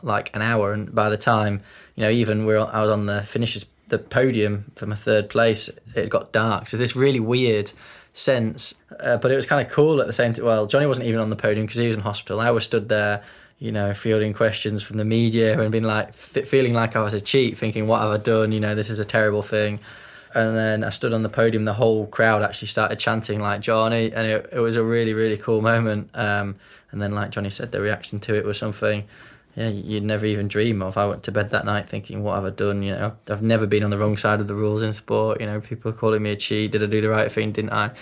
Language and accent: English; Yorkshire and the Humber, United Kingdom; we're from Yorkshire